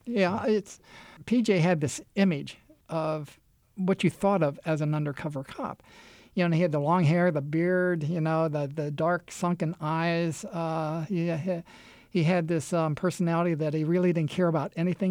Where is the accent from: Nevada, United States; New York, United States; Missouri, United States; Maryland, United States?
Maryland, United States; Anne Arundel County; also born or lived in Baltimore; now in Dalmatia, United States; I was born in Anne Arundel County, the southern county of Baltimore City, where the Naval Academy is located